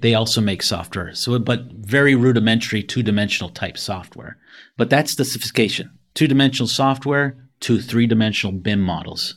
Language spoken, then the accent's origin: English; Canada; moved away as an adult; also born or lived in Toronto, Canada / Buffalo, New York; I'm originally from Canada.